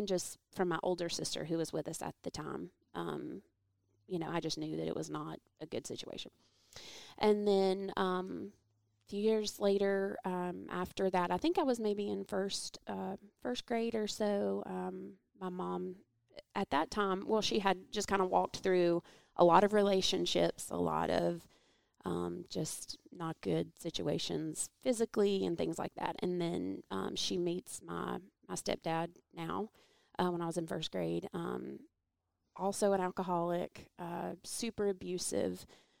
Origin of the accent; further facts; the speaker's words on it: Atlanta, Georgia, United States; born there; Okay. Well, I was born in Atlanta.